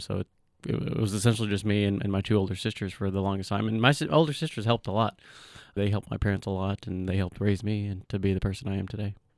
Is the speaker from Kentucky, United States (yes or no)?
yes; Somerset, Kentucky, United States; moved away as an adult; also born or lived in Bowling Green, Kentucky; now in Lexington, United States; My earliest memories of childhood is in Somerset in Pulaski County. Grew up there, attended elementary, middle, high school